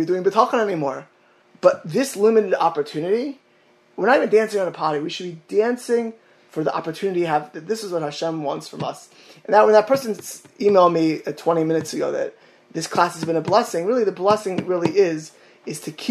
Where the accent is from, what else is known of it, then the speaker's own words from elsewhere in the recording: Miami Beach, Florida, United States; my hometown of Miami Beach